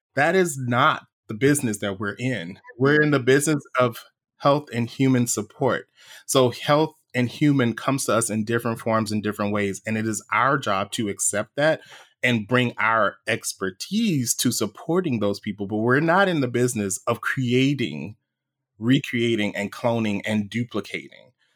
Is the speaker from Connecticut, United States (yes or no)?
no; Louisiana, United States; we grew up saying this in Louisiana